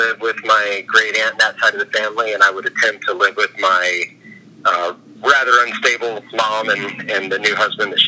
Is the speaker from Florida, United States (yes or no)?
yes; Orlando, Florida, United States; also born or lived in Kissimmee, Florida; I was from the Orlando area, raised by my great aunt and lived with her kids.